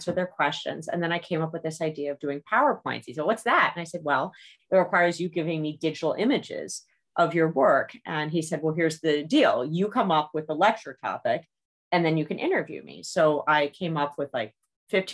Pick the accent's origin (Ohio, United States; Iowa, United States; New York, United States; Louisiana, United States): New York, United States; New York City; I grew up in New York City.